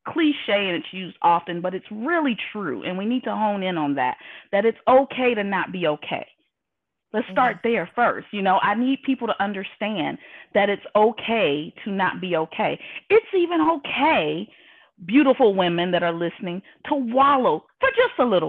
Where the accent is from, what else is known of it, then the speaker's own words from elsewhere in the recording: Indianapolis, Indiana, United States; moved away as an adult; now in Houston, United States; from Indianapolis, Indiana, living now in Houston, Texas